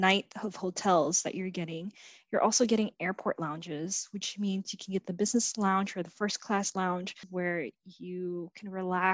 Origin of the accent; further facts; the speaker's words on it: United States; also born or lived in Vietnam / Malaysia; I came to the States when I was 6